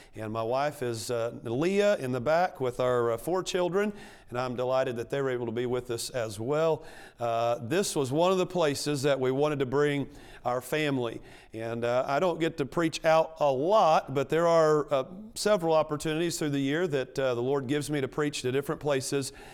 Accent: Arkansas, United States; moved away; I grew up in Arkansas. You can probably tell that by, uh, the, uh, uh, speech impediment.

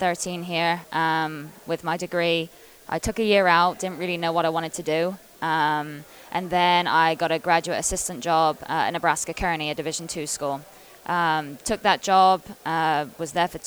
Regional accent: England, United Kingdom; moved away as an adult; when I came over from England back in 2009 when I was 18

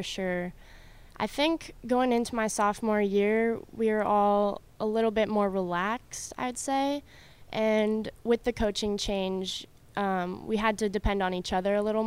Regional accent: Colorado, United States; moved away as an adult; also born or lived in California; now in Clarksville, United States; I moved to Colorado when I was about 3, so, and then I grew up in Colorado

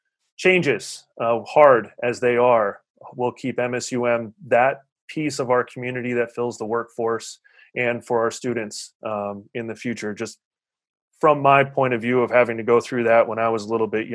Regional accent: Huron, South Dakota, United States; growing up, I'm from Huron, South Dakota

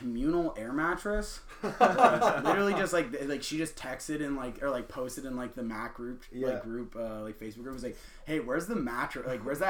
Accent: an hour north of Kingston, Ontario, Canada; moved away as an adult; now in Antigonish, Canada; So I'm from Kingston, Ontario, Limestone City. I was born and raised actually like an hour north of there, so I'm from the country and stuff

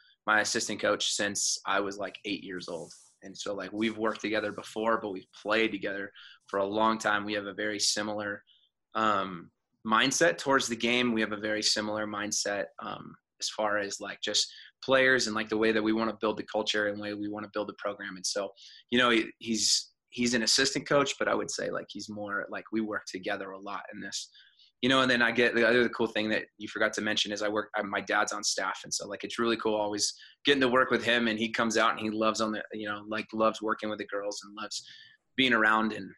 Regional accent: Phoenix, Arizona, United States; moved away as an adult; also born or lived in Kansas; now in Phoenix, United States; I'm from Phoenix

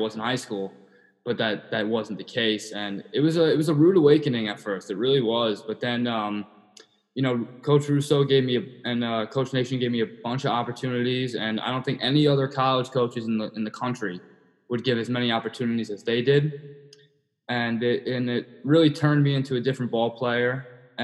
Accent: Long Island, New York, United States; Growing up in Long Island was great. I made a lot of friends at the high school I went to, which is Plainview JFK

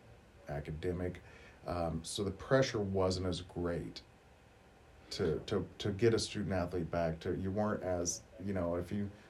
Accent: Martinsville, Illinois, United States; we're both from the area. I was from Martinsville

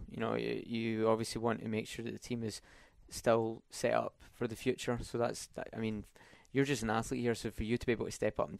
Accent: Scotland, United Kingdom; he's from England and I'm from Scotland, so it's kind of, we share a lot in common.

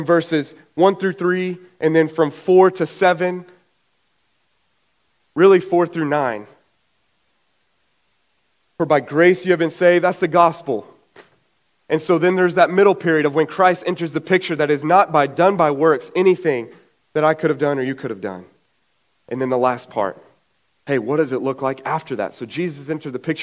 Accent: Brady, Texas, United States; also born or lived in Nashville, Tennessee; now in New Braunfels, United States; In 96, my parents moved to Brady

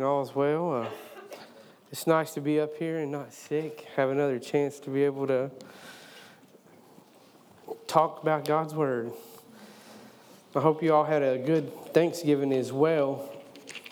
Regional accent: East Tennessee, United States; now I'm from East Tennessee

